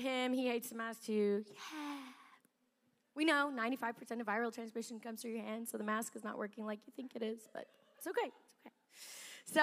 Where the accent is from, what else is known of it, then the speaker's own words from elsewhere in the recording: South Africa; moved away; I was born in South Africa